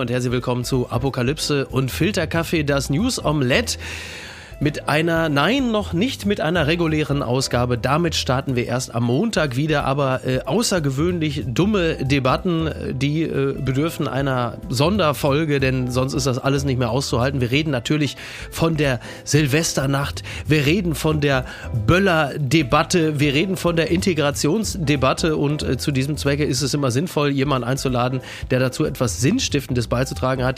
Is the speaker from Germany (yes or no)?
yes; Castrop-Rauxel, North Rhine-Westphalia, Germany; ich komme aus Kastrop-Rauxel, also unweit von Datteln